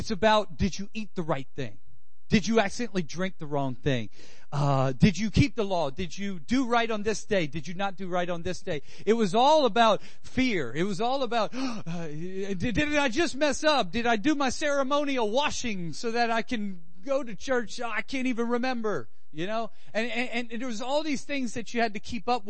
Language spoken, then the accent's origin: English; Louisiana, United States; I'm from Louisiana. We grub. Us Cajuns know how to cook something